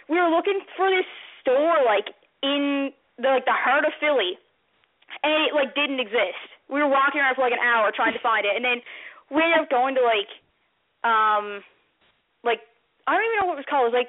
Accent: Canada; I'm from Canada

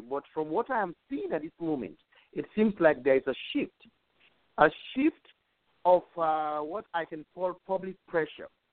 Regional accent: Sierra Leone; moved away as an adult; now in United States; I'm from Sierra Leone.

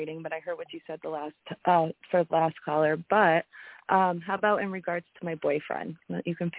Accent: Massachusetts, United States; I'm from Massachusetts.

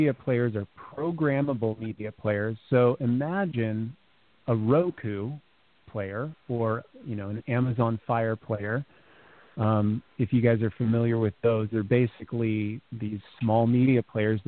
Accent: California, United States; I grew up in California

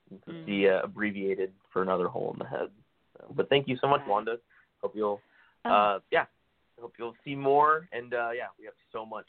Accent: South Bay, just below San Jose, California, United States; I'm from the South Bay originally, just below San Jose.

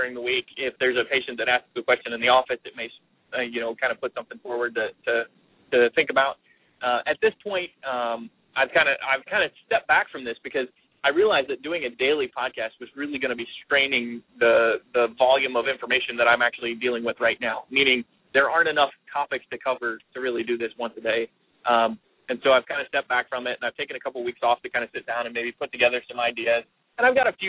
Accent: Northern Kentucky, United States; I'm from Northern Kentucky

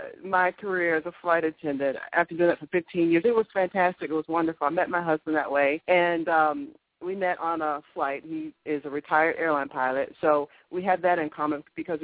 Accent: Augusta, Georgia, United States; moved away as an adult; also born or lived in Miami, Florida; Born and raised in Augusta, Georgia

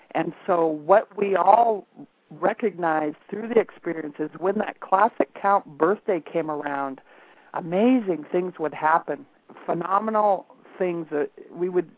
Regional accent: Montana, United States; moved away; also born or lived in Alaska; I happened to be back in Montana, which is where I was born and raised.

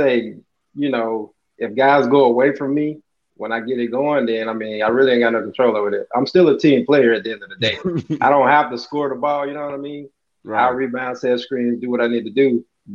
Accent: Louisiana, United States; I'm from Louisiana, so I went to Bossier Parish

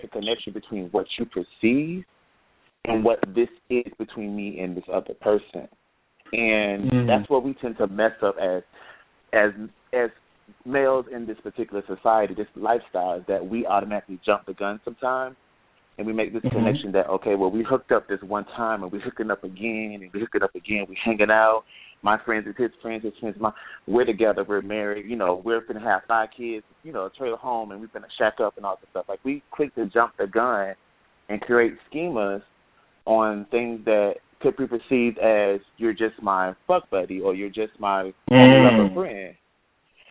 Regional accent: Gainesville, Florida, United States; moved away as an adult; now in Atlanta, United States; I'm from Gainesville, Florida, but I now live in Atlanta. I just moved here today

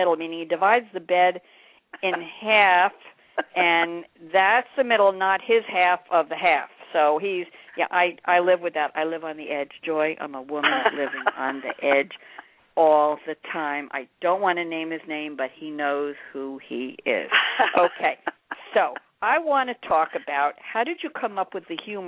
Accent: New York, United States; accent: Pennsylvania twang; I am from New York, born and bred

